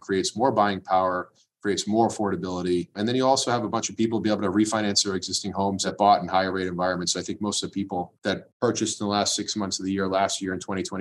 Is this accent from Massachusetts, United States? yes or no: yes; Watertown, Massachusetts, United States; also born or lived in Waltham / Belmont; local guy raised here in Watertown, went to school in Waltham and live in Belmont now